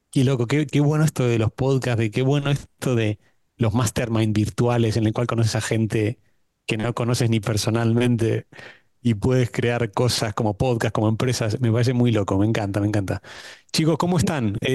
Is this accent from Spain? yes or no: no; Argentina; moved away; Me voy a tomar el atrevimiento como buen argentino no, de eh, empezar.